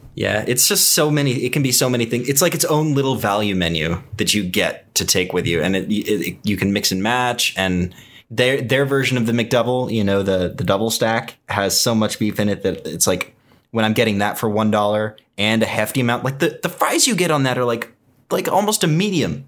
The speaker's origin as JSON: {"language": "English", "town": "Houston", "region": "Texas", "country": "United States", "tie": "born or raised there", "said": "I grew up eating Popeyes in Houston, Texas"}